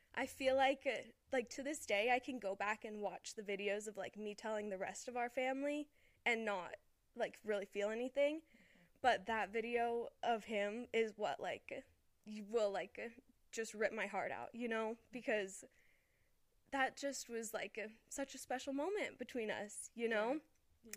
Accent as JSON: {"language": "English", "town": "Las Vegas", "region": "Nevada", "country": "United States", "tie": "born or raised there", "moved": "as an adult", "lives_now": "Utah, United States", "said": "me and Dylan are we're both from Las Vegas"}